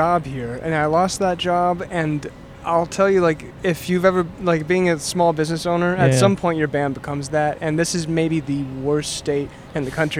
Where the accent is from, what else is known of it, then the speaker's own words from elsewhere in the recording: Oklahoma, United States; moved away as an adult; also born or lived in Los Angeles; I'm from Oklahoma.